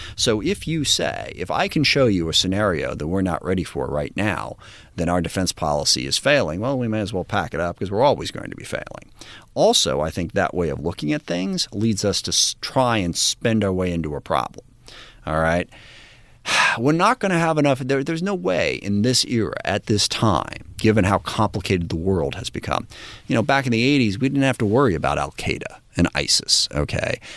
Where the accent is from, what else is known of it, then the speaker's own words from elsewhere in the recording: SeaTac, Washington, United States; the community I grew up in in SeaTac